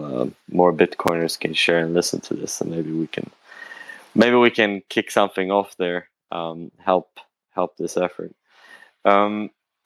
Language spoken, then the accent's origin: English; Sweden; some company in Sweden where I'm from